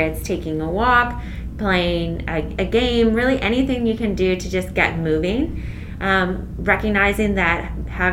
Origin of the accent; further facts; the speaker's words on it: Findlay, Ohio, United States; I'm born and raised in Findlay